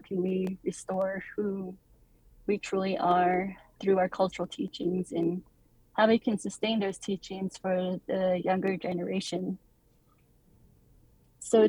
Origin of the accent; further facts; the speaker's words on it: Monument Valley, Utah, United States; I'm born and raised in Monument Valley, Utah